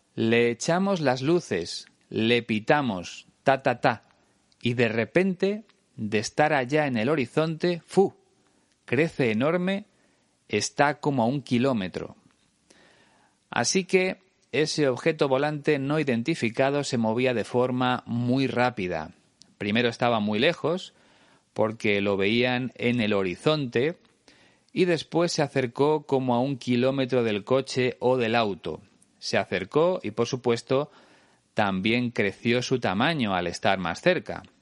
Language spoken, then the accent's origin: Spanish; Spain